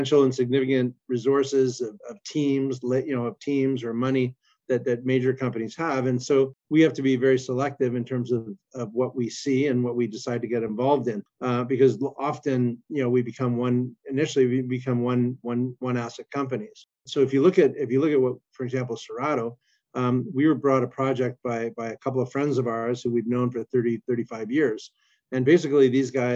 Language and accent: English; Colombia; moved away; also born or lived in Brazil; I was born in Colombia